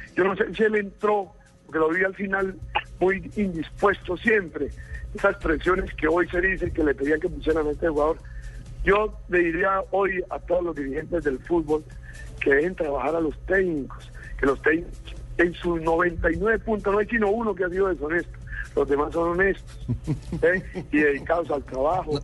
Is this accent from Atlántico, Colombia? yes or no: no; Santander, Colombia; moved away; Tengo mi carácter mi raza santanderiana